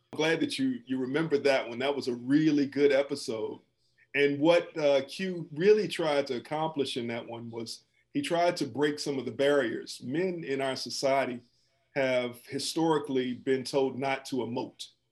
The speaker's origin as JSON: {"language": "English", "town": "Washington", "region": "District of Columbia", "country": "United States", "also_born_or_lived": "Atlanta / Wisconsin", "moved": "yes", "said": "I'm originally from Washington, D.C."}